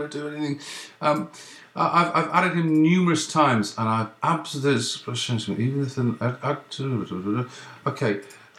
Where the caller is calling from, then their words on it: Ottawa, Ontario, Canada; I'm ringing from Canada. I'm ringing from the east coast of Canada, the capital, Ottawa.